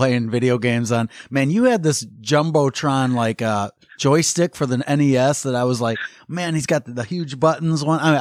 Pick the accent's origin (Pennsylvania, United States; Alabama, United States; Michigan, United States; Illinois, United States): Michigan, United States; West; the area in which we grew up in West Michigan